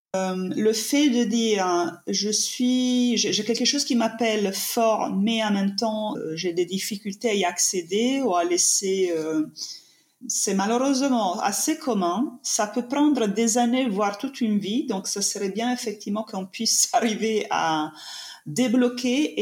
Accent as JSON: {"language": "French", "country": "Italy", "accent": "Italian", "second_language": "French", "moved": "yes", "lives_now": "France", "said": "je suis italienne, ça s'entend de mon accent, j'imagine"}